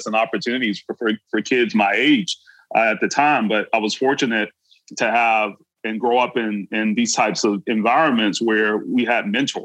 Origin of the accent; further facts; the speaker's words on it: Brunswick, Georgia, United States; my hometown, from Brunswick, Georgia